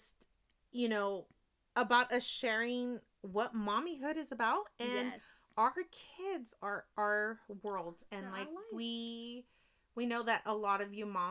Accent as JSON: {"language": "English", "town": "San Jose", "region": "California", "country": "United States", "said": "I am a girl from East San Jose, and I am so proud to be a San Jose girl"}